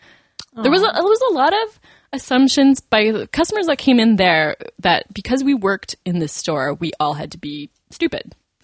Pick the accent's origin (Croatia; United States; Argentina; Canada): Canada; Montreal, Quebec; moved away; I'm from Montreal, too.